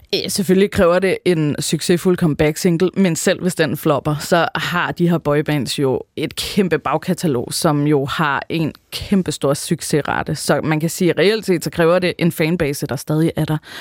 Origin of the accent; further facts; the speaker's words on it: Rønne, Capital Region of Denmark, Denmark; Rønne på Bornholm, hvor jeg er fra